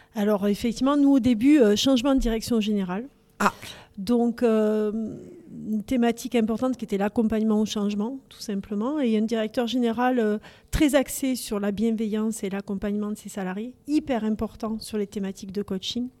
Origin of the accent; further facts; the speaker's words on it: Toulouse, Occitania, France; accent: Toulouse; de pure toulousaine aussi. Et mon accent est là pour le dire.